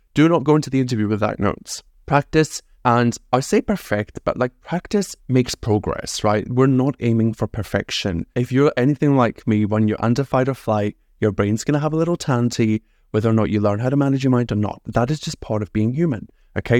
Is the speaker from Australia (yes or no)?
no; Scotland, United Kingdom; I'm from Scotland.